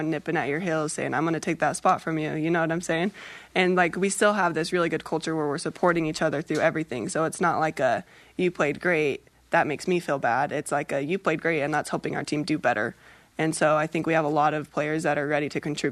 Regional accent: Utah, United States; I grew up in Utah

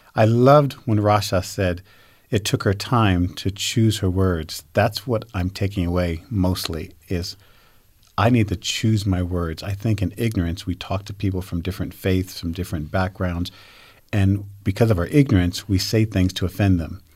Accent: United States; now in Utah, United States; I grew up back in New York, New Jersey

